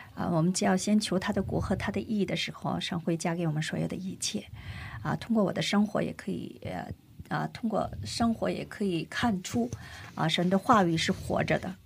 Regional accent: China; also born or lived in South Korea; 我出生在中国，生在中国

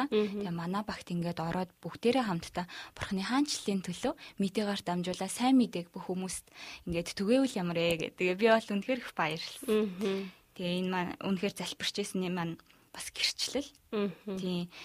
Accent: Mongolia; moved away as an adult; би Монгол руугаа буцах билетээ бол авсан байсан

